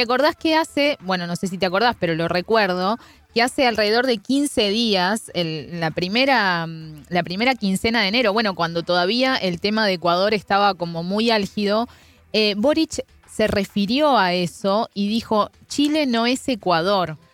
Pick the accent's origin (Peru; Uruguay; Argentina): Uruguay; soy una uruguaya fallada, siempre digo, porque no tomo mate